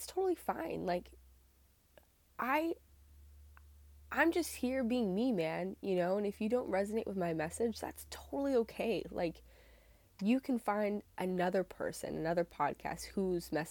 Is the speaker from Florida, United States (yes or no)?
no; Northern Massachusetts, United States; I'm from Northern Massachusetts in the United States